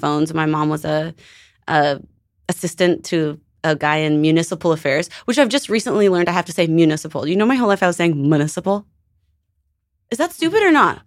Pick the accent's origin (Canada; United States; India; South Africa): Canada; moved away; I'm from Canada